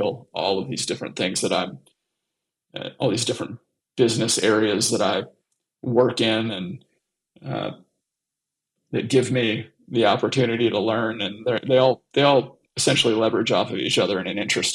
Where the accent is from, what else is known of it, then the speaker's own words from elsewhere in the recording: Southern Alabama, United States; moved away as an adult; also born or lived in Dallas, Texas / Atlanta, Georgia; I grew up in Southern Alabama and Dallas, Texas, for the most part. So graduated high school in Southern Alabama